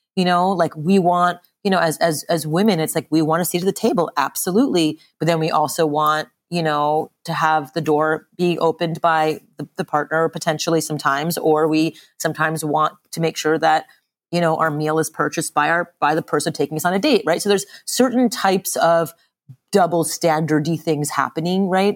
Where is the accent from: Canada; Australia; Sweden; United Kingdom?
Canada; Montreal, Quebec; moved away; I grew up in Montreal, Canada